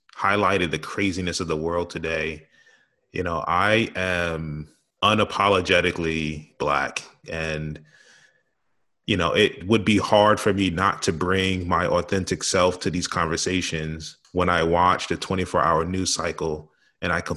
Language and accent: English; New York City, New York, United States; growing up in New York City